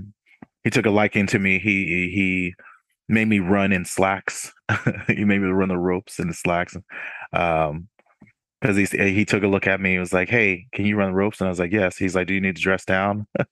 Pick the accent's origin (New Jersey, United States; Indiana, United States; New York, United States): New York, United States; Newburgh; born there; also born or lived in Washington State / Germany; Yeah, I was born in Newburgh, New York, upstate New York. Military brat, moved around a little bit from Washington State and then in Germany for 7 years.